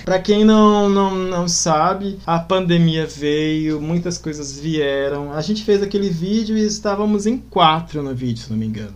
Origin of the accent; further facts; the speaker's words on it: Campo Grande, Mato Grosso do Sul, Brazil; eu também que já moro aqui, sou daqui de Campo Grande